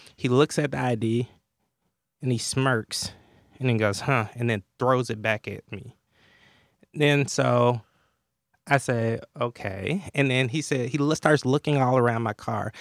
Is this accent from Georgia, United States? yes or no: yes; Atlanta, Georgia, United States; I grew up in Atlanta in the shadows of Dr. King